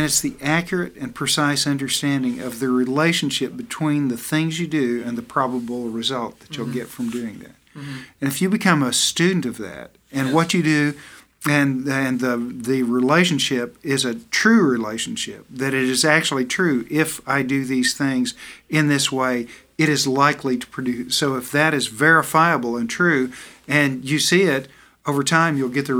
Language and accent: English; the South, United States; You know, Fred, I'm from the South, and I like the food I eat.